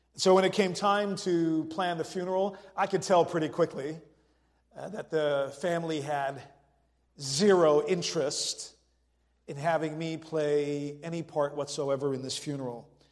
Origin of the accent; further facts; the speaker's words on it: Netherlands; moved away as an adult; also born or lived in France / California; I was born and raised in the Netherlands and went to college in France, and then for 15 years was a church planter in California.